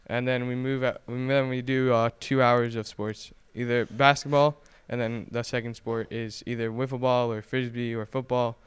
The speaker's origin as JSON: {"language": "English", "town": "Bergenfield", "region": "New Jersey", "country": "United States", "said": "I come from Bergenfield, New Jersey."}